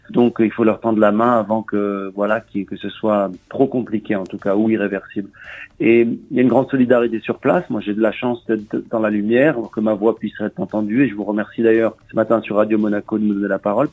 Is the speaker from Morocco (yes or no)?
yes; Morocco; moved away; je suis marocain, né au Maroc